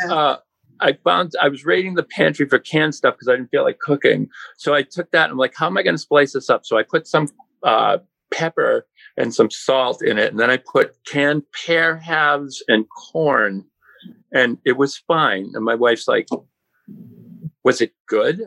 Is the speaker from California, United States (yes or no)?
no; Maynard, Massachusetts, United States; I grew up in Maynard, Mass